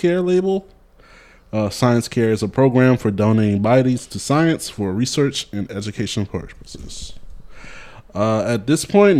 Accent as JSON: {"language": "English", "region": "the South", "country": "United States", "said": "I'm from the South."}